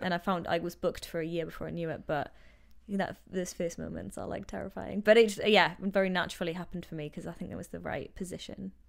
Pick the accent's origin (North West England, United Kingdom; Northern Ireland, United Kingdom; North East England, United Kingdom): North East England, United Kingdom; Newcastle upon Tyne; moved away as an adult; also born or lived in London; now in Vancouver, Canada; I'm from Newcastle, north of England, as you know, northeast, and I moved out here five years ago